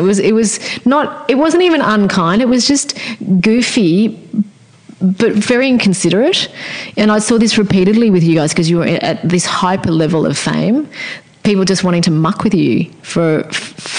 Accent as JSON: {"language": "English", "country": "Australia", "tie": "born or raised there", "said": "Here I am in Australia because I'm Australian"}